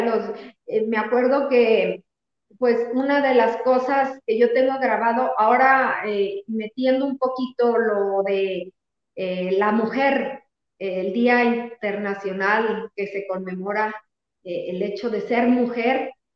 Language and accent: Spanish; Tepehuanes, Durango, Mexico; yo nací en Tepehuanes, cuando nos venimos a vivir aquí a Durango, eh, era para que yo siguiera estudiando, yo tenía 12 años